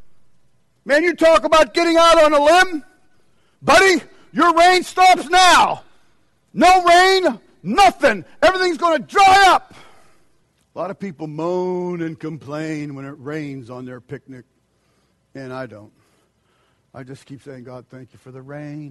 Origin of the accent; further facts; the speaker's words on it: United States; as an American